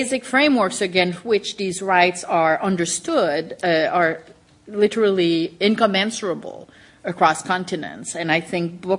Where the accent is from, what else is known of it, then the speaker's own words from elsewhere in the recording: Canada; me as a Canadian